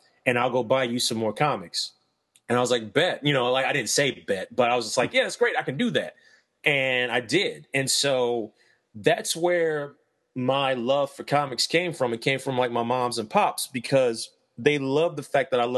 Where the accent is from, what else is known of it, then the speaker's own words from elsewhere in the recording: Ohio, United States; now in Lexington, Kentucky, United States; I grew up in Ohio, and where I lived in Ohio